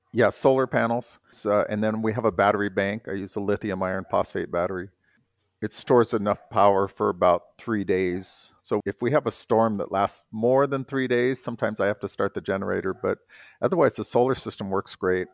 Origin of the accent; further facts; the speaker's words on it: South Bay, California, United States; moved away; everybody that lived in the South Bay there, we kind of all had this little I don't know, I, it was a really good place to grow up